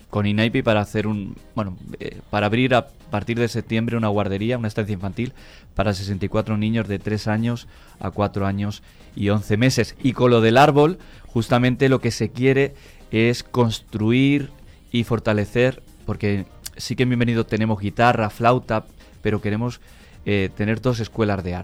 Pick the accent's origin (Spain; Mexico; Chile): Spain; near Toledo, Castilla-La Mancha; moved away as an adult; now in Santo Domingo, Dominican Republic; De cerca de Toledo, de por ahí de La Mancha.